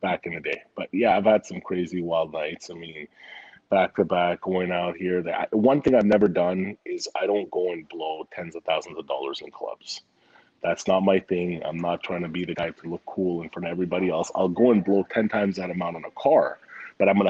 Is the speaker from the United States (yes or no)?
no; Montreal, Quebec, Canada; moved away; also born or lived in Vancouver; So I grew up in Montreal. Then I lived in Vancouver.